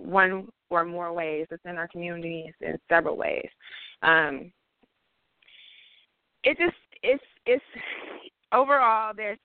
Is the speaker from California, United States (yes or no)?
yes; Oakland, California, United States; also born or lived in Vallejo, California; now in Oregon, United States; I was born in East Oakland, born and raised. Also lived in Vallejo partway of my life. Now I live in Oregon.